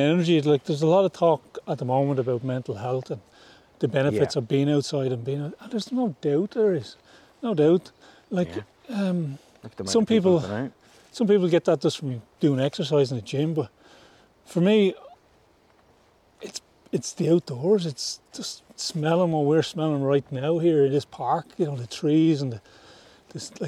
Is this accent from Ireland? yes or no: yes; near Glendalough, County Wicklow, Leinster, Ireland; moved away; the town and the village I grew up was just outside Glendalough, which is one of the most visited place in Ireland